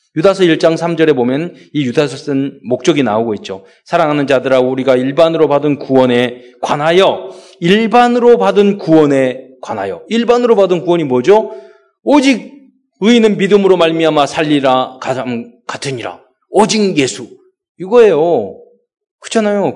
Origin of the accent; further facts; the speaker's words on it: Mokpo, South Jeolla, South Korea; 제가 어, 목포에서 태어나게 됐죠